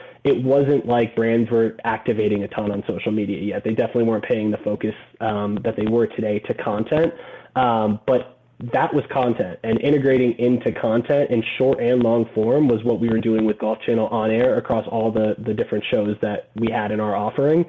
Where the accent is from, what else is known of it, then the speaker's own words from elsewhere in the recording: Gainesville, Florida, United States; also born or lived in Orlando, Florida; I grew up in Gainesville, Florida